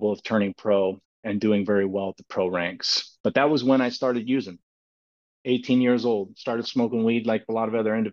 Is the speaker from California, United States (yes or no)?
yes; Clovis, California, United States; I found out when I was a young kid that I was gifted with sports, and sports was a really big thing in the communities of Clovis